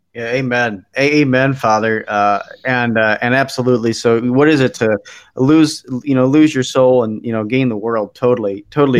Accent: Philadelphia, Pennsylvania, United States; now in Milwaukee, United States; I I grew up in Philadelphia, but I now live in Milwaukee

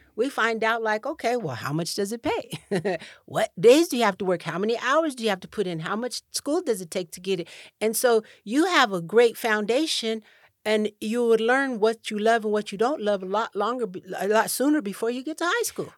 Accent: Cheyenne, Wyoming, United States; moved away; also born or lived in Rancho Cordova, California / Ghana; I w, was born and raised in Cheyenne, Wyoming

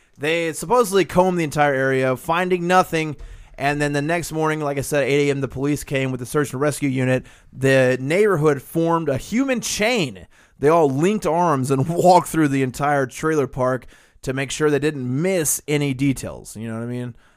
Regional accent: the South, United States; just being a Southerner

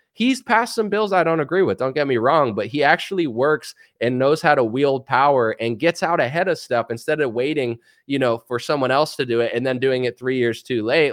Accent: United States; As an American

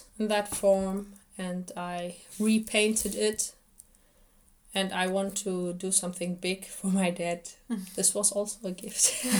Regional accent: Iraq; moved away; Because when I was younger, I couldn't speak German. We came here as refugees. And they asked me, where are you from? And I told them, from Iraq.

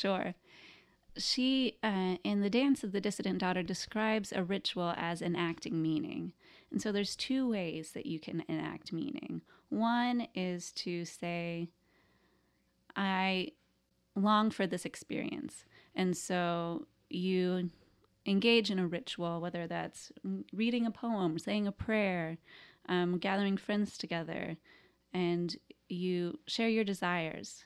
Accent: the Bible Belt, United States; I grew up in the Bible Belt. I grew up in a small town.

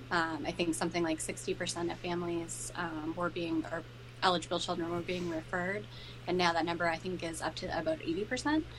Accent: Plymouth, Massachusetts, United States; my hometown

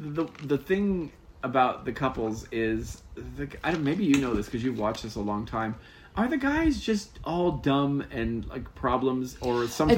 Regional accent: San Diego, California, United States; I grew up in San Diego

